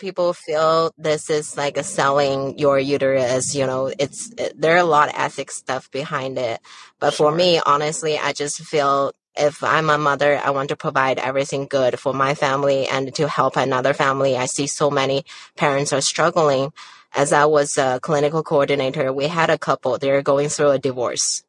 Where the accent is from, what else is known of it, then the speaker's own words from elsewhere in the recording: China; now in United States; I was born and raised in China